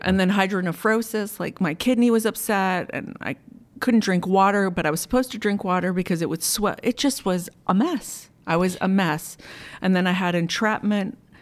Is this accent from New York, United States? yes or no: no; Montgomery County, Maryland, United States; moved away as an adult; now in Timonium, United States; I grew up in Montgomery County